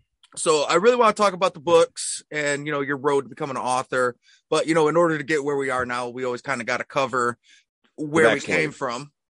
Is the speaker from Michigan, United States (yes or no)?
yes; Detroit, Michigan, United States; I'm from Michigan also. I'm from the Detroit area.